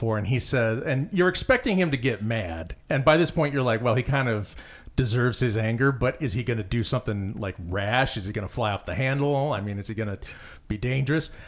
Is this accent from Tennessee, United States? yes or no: no; Phoenix, Arizona, United States; I came from Phoenix, which is not a small town, but it has that feel to it sometimes.